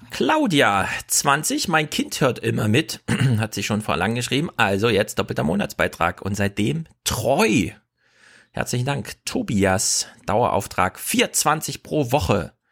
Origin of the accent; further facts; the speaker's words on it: Bavaria, Germany; Man kann sagen, ich komme aus Bayern.